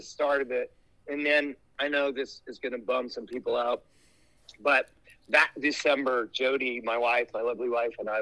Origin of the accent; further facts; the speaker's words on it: Boulder, Colorado, United States; I was an outdoor editor at the paper in Boulder, Colorado, my hometown